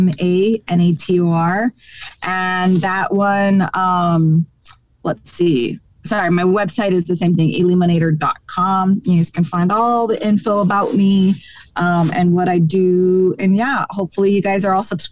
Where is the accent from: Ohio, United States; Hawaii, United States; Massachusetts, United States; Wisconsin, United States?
Hawaii, United States; in my hometown of Hawaii